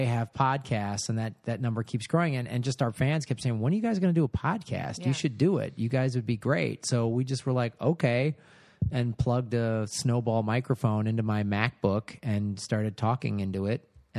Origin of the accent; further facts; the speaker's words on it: Midwest, United States; I'm from the Midwest